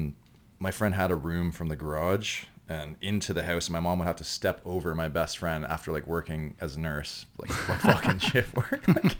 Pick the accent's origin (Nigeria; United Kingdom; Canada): Canada; Ancaster, Ontario; also born or lived in Ottawa / Dundas / Toronto; Originally, born in Ottawa and then grew up in town called Ancaster and then Dundas and Ancaster.